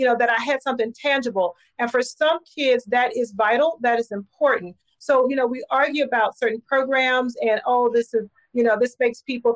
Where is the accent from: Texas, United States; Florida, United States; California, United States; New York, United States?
Texas, United States; Houston; I grew up in Houston